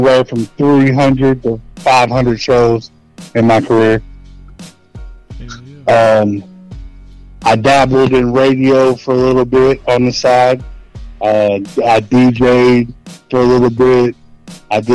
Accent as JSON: {"language": "English", "town": "Maysville", "region": "Kentucky", "country": "United States", "lives_now": "Florence, Kentucky, United States", "said": "I'm from Northern Kentucky. Maysville, Kentucky, right at the tip of the map of Kentucky, right across from Ohio."}